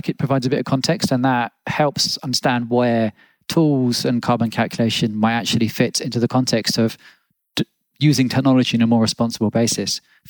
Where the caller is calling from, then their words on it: Berlin, Germany; I'm calling from Berlin.